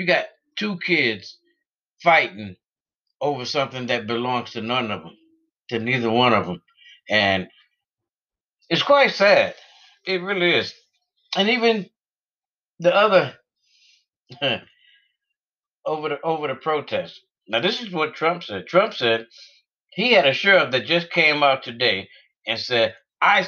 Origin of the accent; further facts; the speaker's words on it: United States; we as the American people